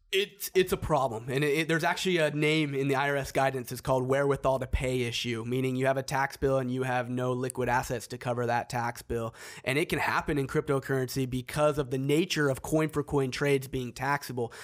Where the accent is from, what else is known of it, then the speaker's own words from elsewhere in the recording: Seattle, Washington, United States; I'm from Seattle.